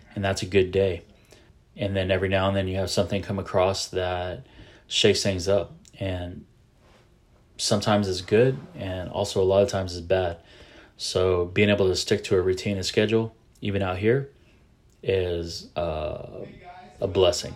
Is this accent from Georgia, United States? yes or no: no; San Antonio, Texas, United States; I am a Texan. I'm from San Antonio, Texas